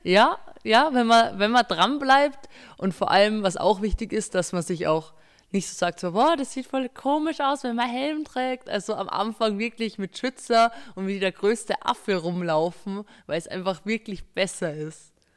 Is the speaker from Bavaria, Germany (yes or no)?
yes; Berchtesgaden, Bavaria, Germany; ich bin 17 Jahre alt, bin aus Berchtesgaden